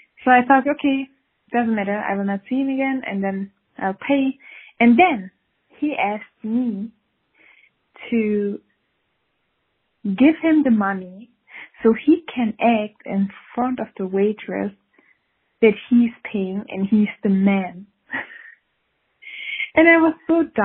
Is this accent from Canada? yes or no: no; Switzerland; I'm from Switzerland